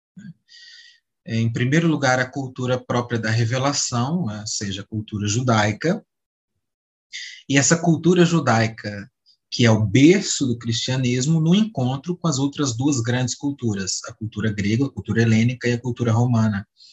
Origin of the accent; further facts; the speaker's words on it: Minas Gerais, Brazil; sou de Minas